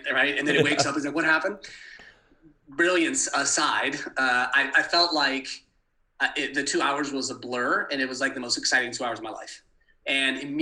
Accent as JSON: {"language": "English", "town": "Manhattan Beach", "region": "California", "country": "United States", "tie": "born or raised there", "moved": "yes", "said": "my hometown of LA in Manhattan Beach"}